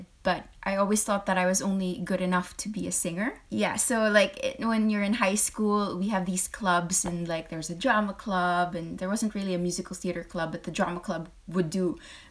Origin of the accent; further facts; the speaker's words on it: Philippines; moved away as an adult; also born or lived in United Kingdom / Hong Kong / France; I'm a Filipino, or a Filipina, or a Filipinx, if you want, in the States